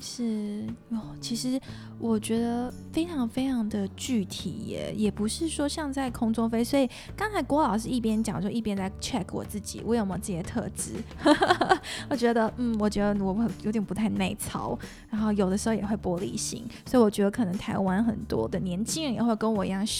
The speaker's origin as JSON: {"language": "Chinese", "country": "Singapore", "tie": "born or raised there", "moved": "yes", "said": "我其实不是在台湾长大的孩子，我在新加坡长大"}